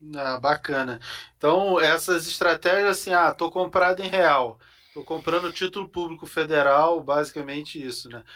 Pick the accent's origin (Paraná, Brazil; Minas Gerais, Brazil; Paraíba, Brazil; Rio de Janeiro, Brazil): Rio de Janeiro, Brazil; now in São Paulo, Brazil; um conterrâneo carioca que nem eu